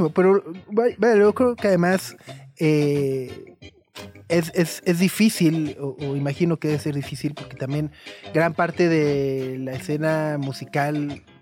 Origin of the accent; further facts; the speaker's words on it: Durango, Mexico; moved away as an adult; also born or lived in León; No, yo soy de Durango.